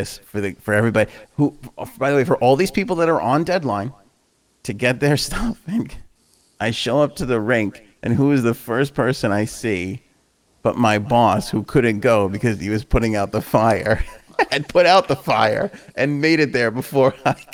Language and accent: English; New York City, New York, United States; I grew up in Queens, so I spent very little time on Long Island